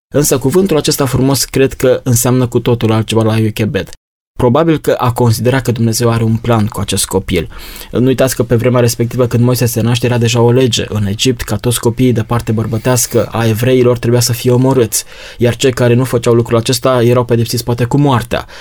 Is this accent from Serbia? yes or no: no; Romania; noi ca și români